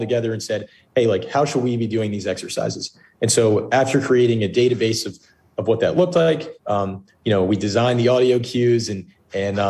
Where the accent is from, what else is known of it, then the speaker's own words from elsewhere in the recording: Plainsboro, New Jersey, United States; now in Pittsburgh, United States; I grew up in a town in New Jersey called Plainsboro, New Jersey